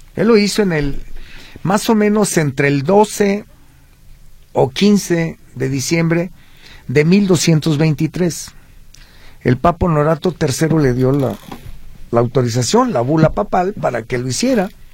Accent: Parque de la Revolución, Jalisco, Mexico; yo mi niñez la pensé en el Parque de la Revolución

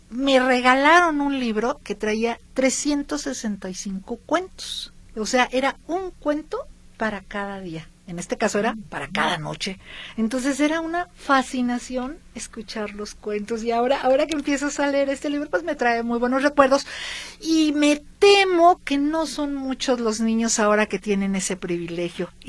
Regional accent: Villa Purificación, Jalisco, Mexico; de Villa Purificación

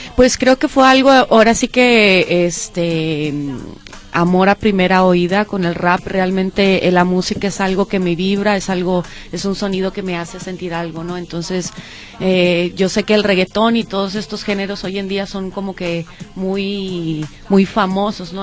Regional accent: Monclova, Coahuila, Mexico; now in Jalisco, Mexico; nací en la ciudad de Monclova, Coahuila pero ya tengo mucho tiempo radicando acá en Jalisco

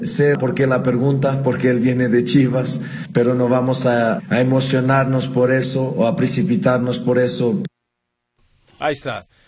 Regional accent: Zacatecas, Mexico; moved away; allá en mi tierra, en Zacatecas

